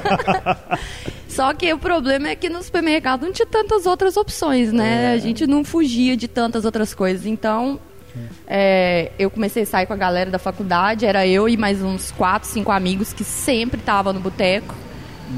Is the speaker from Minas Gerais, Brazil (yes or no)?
yes; Minas Gerais, Brazil; moved away; Sou, sou de, de Minas